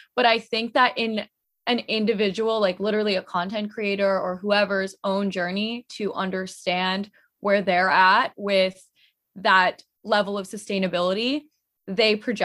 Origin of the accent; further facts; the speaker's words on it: United States; being Indian American